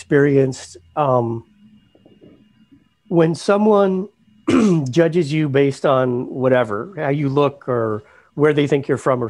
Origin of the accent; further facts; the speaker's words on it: South Florida, United States; now in Charlotte, United States; I grew up in South Florida.